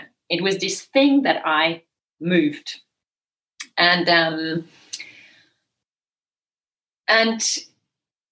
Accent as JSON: {"language": "English", "country": "Switzerland", "tie": "born or raised there", "also_born_or_lived": "Nepal", "second_language": "English", "moved": "yes", "lives_now": "Margaret River, Australia", "said": "I grew up in the Swiss Alps"}